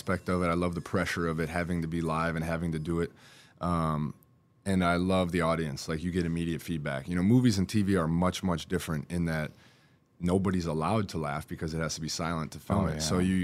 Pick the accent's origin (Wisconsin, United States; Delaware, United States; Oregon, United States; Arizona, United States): Wisconsin, United States; moved away as an adult; now in Houston, United States; I grew up in Wisconsin. I grew up watching the Packers